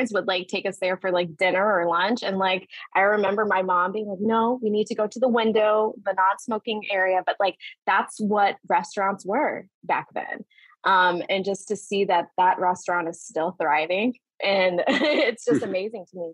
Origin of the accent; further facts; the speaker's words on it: Atlanta, Georgia, United States; growing up in Atlanta, wow. I've just seen this city evolve so much